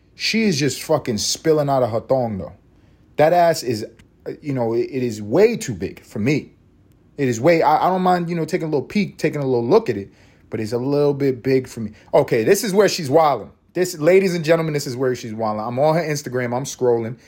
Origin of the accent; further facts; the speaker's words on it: New York City, New York, United States; I went to sc, middle school in my hometown of East Harlem, New York City